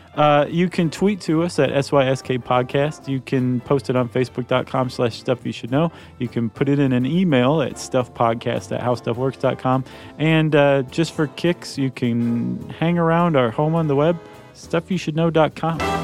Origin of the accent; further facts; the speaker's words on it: Toledo, Ohio, United States; moved away; my hometown of Toledo, Ohio